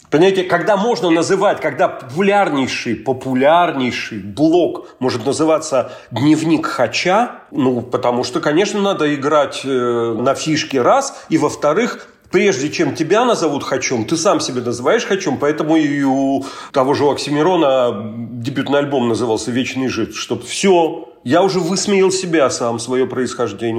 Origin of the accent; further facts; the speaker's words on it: Vologda Oblast, Russia; accent: northern Russian; Leningrad norm; moved away as an adult; also born or lived in Saint Petersburg; как северянин и потом учившийся в Питере